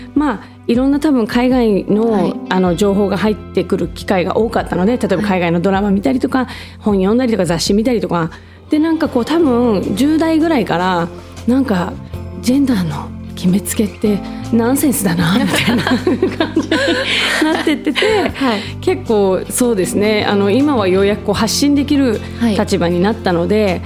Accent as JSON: {"language": "Japanese", "country": "Japan", "tie": "born or raised there", "said": "まあ私もあの日本で生まれ"}